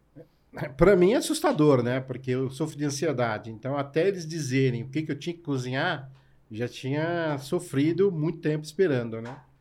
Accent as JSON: {"language": "Portuguese", "region": "São Paulo", "country": "Brazil", "tie": "born or raised there", "also_born_or_lived": "Ceará", "said": "sou cearense, nordestino com muito orgulho. Meus pais vieram para São Paulo na busca de uma vida melhor, eu tinha dois anos de idade. Então, toda a minha história de, de vida e de trabalho é em São Paulo"}